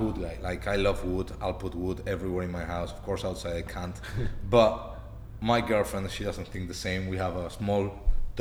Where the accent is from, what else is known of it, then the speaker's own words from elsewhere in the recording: Spain; We're from Spain